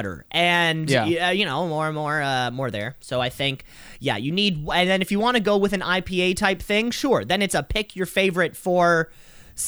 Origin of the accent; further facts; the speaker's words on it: Canada; As a Canadian